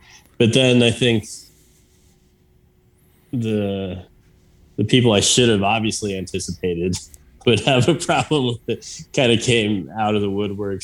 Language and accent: English; Wyoming, United States; also born or lived in Mexico City, Mexico; growing up in Wyoming.